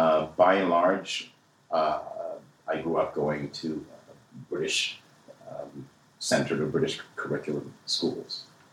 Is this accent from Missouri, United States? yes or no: yes; Kansas City, Missouri, United States; growing up in Kansas City, Missouri myself, I can attest to that.